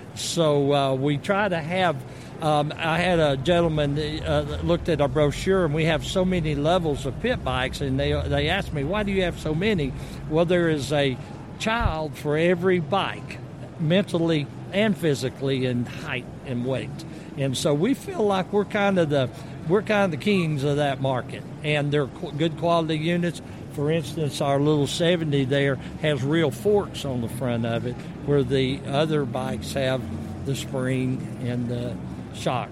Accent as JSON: {"language": "English", "region": "the South", "country": "United States", "said": "I'm from the South"}